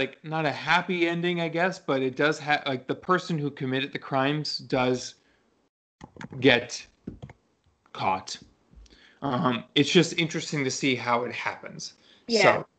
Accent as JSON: {"language": "English", "town": "New York City", "region": "New York", "country": "United States", "moved": "yes", "said": "I'm originally from New York."}